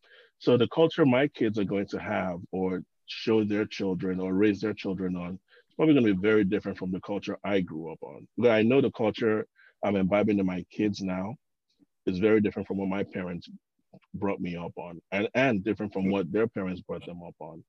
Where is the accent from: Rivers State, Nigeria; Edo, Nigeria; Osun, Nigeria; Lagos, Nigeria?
Osun, Nigeria; now in United States; I'm from Ocean States